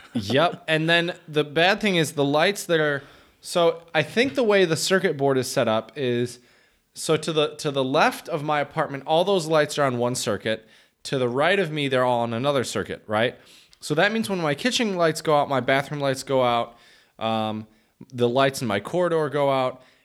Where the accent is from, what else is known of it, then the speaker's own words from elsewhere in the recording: Midwest, United States; moved away; I am a Midwesterner